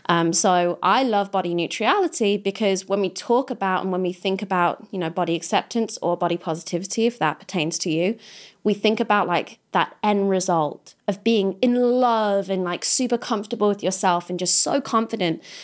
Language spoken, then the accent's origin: English; Kidderminster, West Midlands, United Kingdom; moved away; I come from Kidderminster. I'm not trying to go back there.